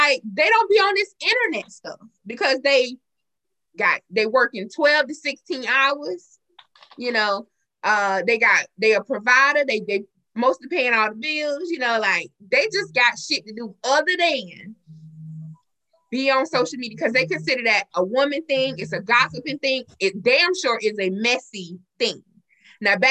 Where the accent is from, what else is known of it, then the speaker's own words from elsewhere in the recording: Marion, the South, United States; I'm born and raised in Marion all my life.